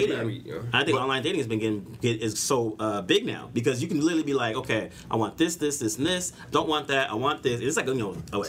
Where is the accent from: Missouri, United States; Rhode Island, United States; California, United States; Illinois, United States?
California, United States; Bay Area; I'm from the Bay Area